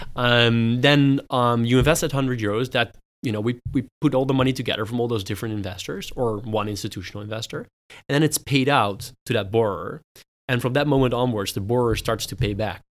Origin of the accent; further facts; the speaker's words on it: Netherlands; also born or lived in United States / United Kingdom; I grew up in the Netherlands, uh, but studied in the U S and in the U K